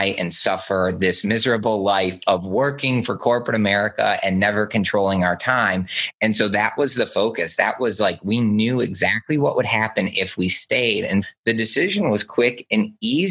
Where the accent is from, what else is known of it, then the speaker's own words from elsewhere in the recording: just outside of Detroit, Michigan, United States; I grew up just outside of Detroit